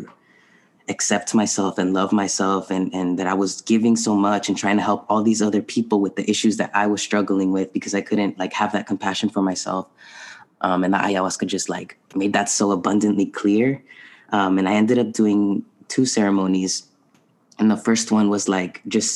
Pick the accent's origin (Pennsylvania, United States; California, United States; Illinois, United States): California, United States; San Diego; also born or lived in Tijuana, Mexico / Boston; I was raised in San Diego